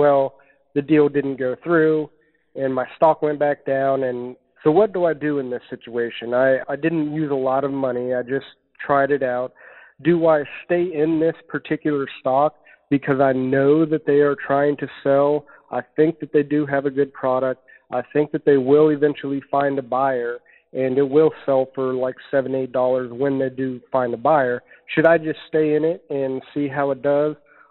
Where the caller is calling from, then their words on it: Marion, Ohio, United States; Hello, I'm … from Marion, Ohio.